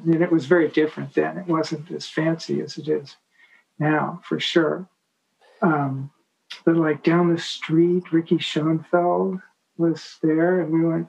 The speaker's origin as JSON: {"language": "English", "town": "Atherton", "region": "California", "country": "United States", "tie": "born or raised there", "also_born_or_lived": "Palo Alto / Switzerland / Paris", "said": "But I grew up in Atherton."}